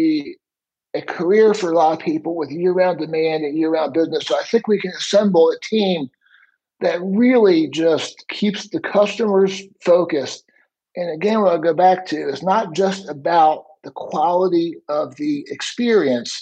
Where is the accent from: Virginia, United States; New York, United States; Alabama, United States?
Virginia, United States; Alexandria; I grew up again in Alexandria, Virginia